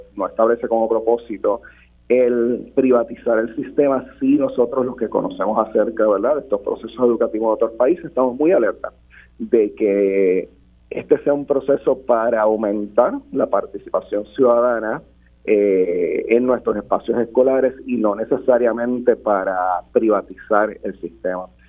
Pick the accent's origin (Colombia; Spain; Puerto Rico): Puerto Rico